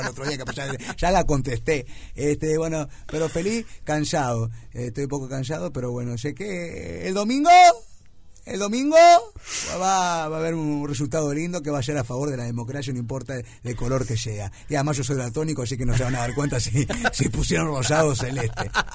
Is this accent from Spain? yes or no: no; Uruguay